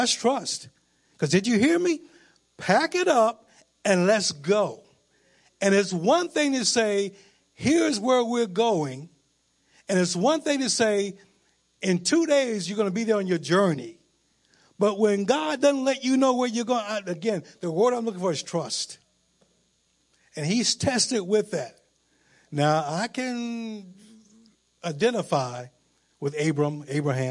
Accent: Virginia, United States; moved away; also born or lived in New Mexico; I'm from Virginia.

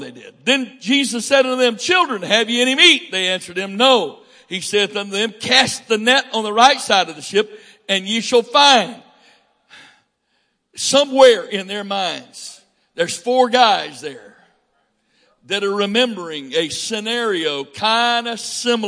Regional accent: Northwest Florida, United States; I'm from Northwest Florida, and they call that South Alabama

